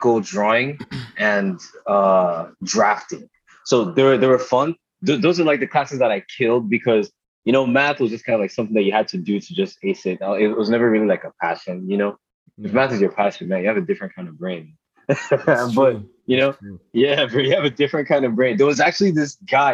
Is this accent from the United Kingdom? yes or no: no; Port Harcourt, Rivers State, Nigeria; moved away; I grew up in Port Harcourt in Rivers State, Nigeria.